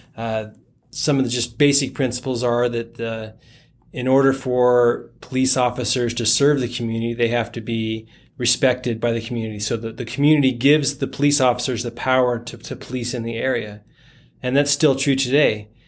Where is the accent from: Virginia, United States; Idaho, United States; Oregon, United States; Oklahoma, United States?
Idaho, United States; Boise; moved away as an adult; also born or lived in Orem, Utah / California; now in Springville, United States; my parents moved to Boise, Idaho, where I went through all of my schooling, graduated high school